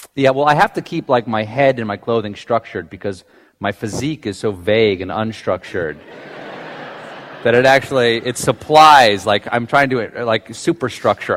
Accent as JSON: {"language": "English", "town": "James Island", "region": "South Carolina", "country": "United States", "tie": "born or raised there", "moved": "yes", "said": "I grew up on James Island, South Carolina"}